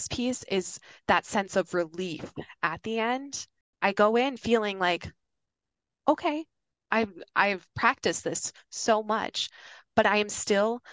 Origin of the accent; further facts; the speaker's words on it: Yankton, South Dakota, United States; moved away; My hometown, Yankton, South Dakota